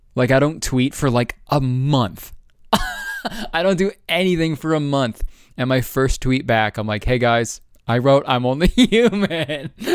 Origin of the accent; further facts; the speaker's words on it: Canada; I'm fucking Canadian